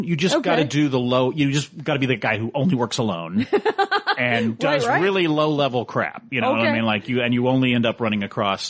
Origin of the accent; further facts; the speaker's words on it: Houston, Texas, United States; moved away; I was born and raised in Houston.